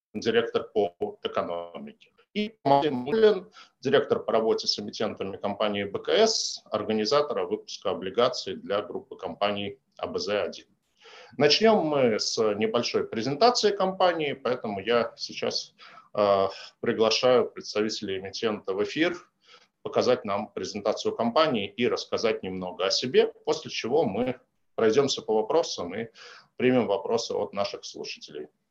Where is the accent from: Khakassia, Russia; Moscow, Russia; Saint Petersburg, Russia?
Saint Petersburg, Russia; мой родной город Санкт-Петербург